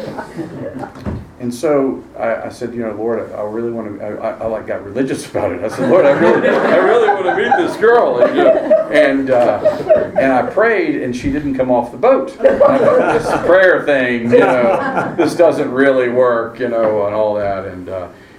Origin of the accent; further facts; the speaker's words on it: Virginia, United States; I grew up in Virginia, and we spent our summers on Chesapeake Bay